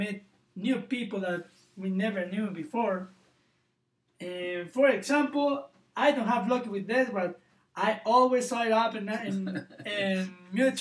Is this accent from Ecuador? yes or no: yes; Ecuador; now in Provo, United States; from Ecuador